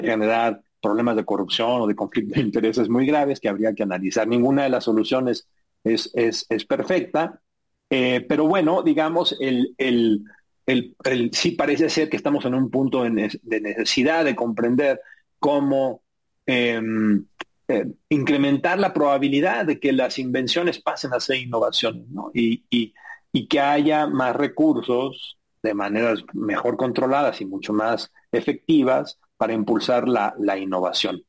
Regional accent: Mexico

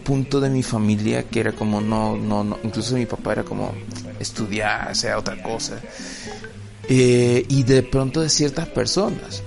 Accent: El Salvador; nuestro país, El Salvador

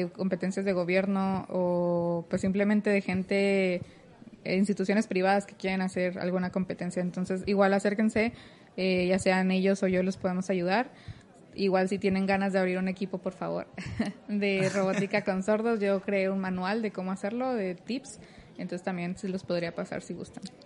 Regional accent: Torreón, Coahuila, Mexico; now in Monterrey, Mexico; soy de Torreón, Coahuila, no soy de aquí, soy foránea

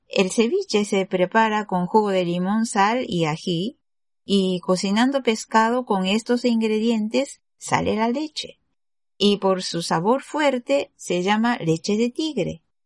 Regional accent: Japan; Spanish is a second language; Soy japonesa y soy profesora de español en Japón

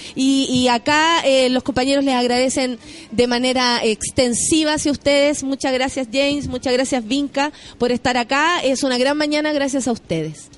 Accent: Chile; soy muy chilena

